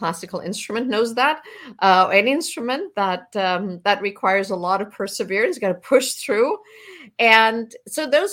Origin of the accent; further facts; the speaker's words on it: southwest Germany, Germany; I grew up in Southwest Germany